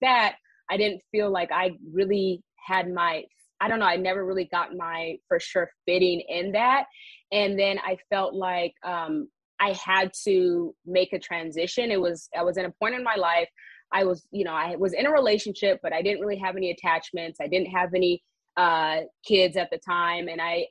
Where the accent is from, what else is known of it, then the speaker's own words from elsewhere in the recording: the Bay Area, California, United States; also born or lived in Washington, District of Columbia, United States; now in Los Angeles, United States; I am from the Bay Area